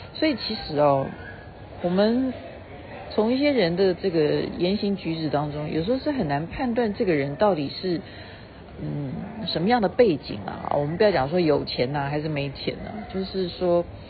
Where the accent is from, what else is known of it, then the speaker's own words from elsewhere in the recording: Taiwan; 像我们台湾人很会花钱